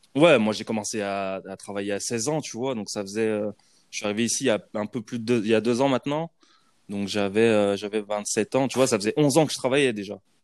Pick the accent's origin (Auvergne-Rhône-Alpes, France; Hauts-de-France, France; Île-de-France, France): Auvergne-Rhône-Alpes, France; Lyon; moved away as an adult; now in Montreal, Canada; Et on a grandi à Lyon, tout ça, machin. Donc, on est quand même vachement ancré lyonnais